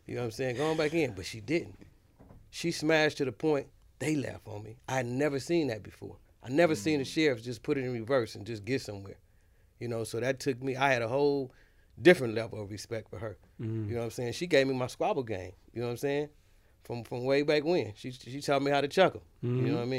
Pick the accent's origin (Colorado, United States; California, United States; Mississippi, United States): California, United States; Los Angeles; Like, on the east side of L.A.